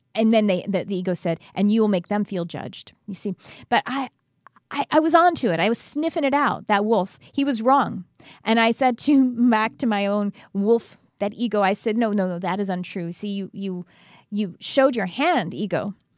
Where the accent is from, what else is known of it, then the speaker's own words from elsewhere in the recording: Texas, United States; growing up in Texas as white trash